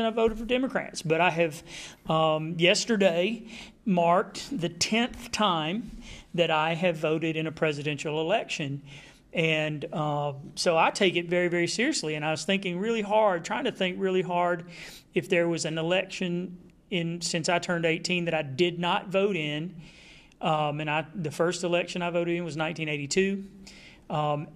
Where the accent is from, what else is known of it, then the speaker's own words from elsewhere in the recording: Texas, United States; I'm from Texas